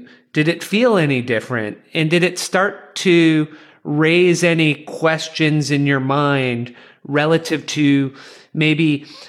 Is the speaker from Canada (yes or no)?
yes; Canada; that made me chuckle as a Canadian.